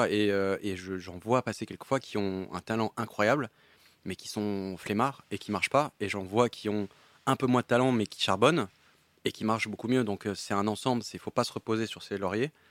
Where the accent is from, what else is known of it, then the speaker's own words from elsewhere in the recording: Paris, Île-de-France, France; je suis né à Paris, donc j'ai pu vivre chez ma mère pendant assez longtemps